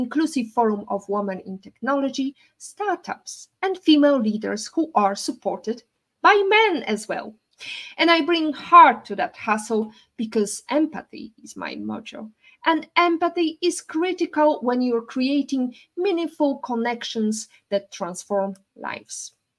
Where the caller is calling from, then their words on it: Turks & Caicos Islands; English is a second language; I'm sure it's not as warm as here in Grand Terre, where I'm calling from in TCI, beautiful by nature.